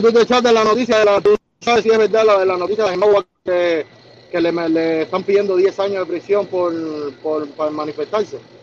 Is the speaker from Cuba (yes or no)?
yes; Cuba; moved away as an adult; also born or lived in Ecuador; Desde que salí de Cuba